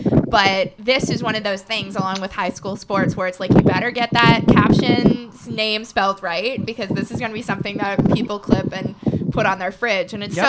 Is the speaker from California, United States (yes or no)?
no; Chicago, Illinois, United States; moved away as an adult; now in Des Moines, United States; So I started here in January 2015, and RagBri was a selling point for me to move to the Register from my hometown of Chicago.